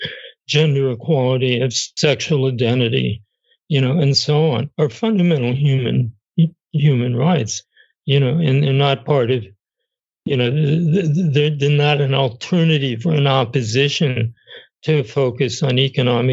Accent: United States; I'm American.

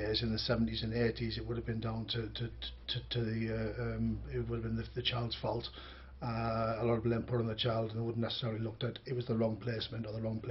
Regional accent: Birmingham, West Midlands, United Kingdom; also born or lived in Northern Ireland; Yeah, I was born in Birmingham in 1970. I was put in my first home at the age of three.

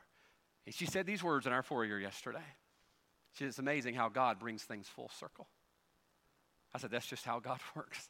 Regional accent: Carson, Mississippi, United States; moved away; also born or lived in Louisiana; middle of the woods, Carson, Mississippi, the big metropolis of Carson

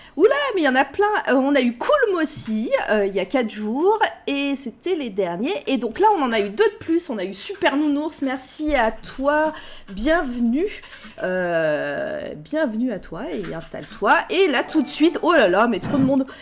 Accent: Clermont-Ferrand, Auvergne-Rhône-Alpes, France; avec Candy, en fait, on vient de Clermont-Ferrand

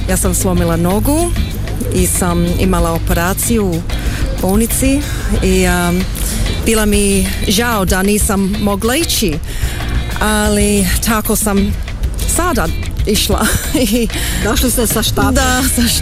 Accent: Australia; born there; Pa, ja sam rođena u Australiji.

